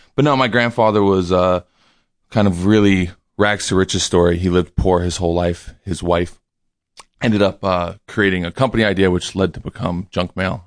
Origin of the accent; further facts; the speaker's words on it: New York City, New York, United States; I grew up in New York City